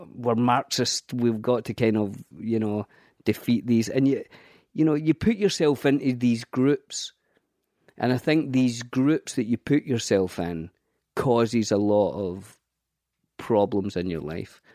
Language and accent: English; Scotland, United Kingdom; I grew up in a council estate in Scotland.